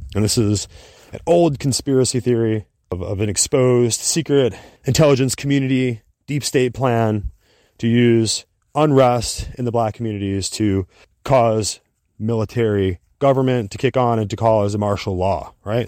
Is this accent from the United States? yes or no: yes; United States; we as an American people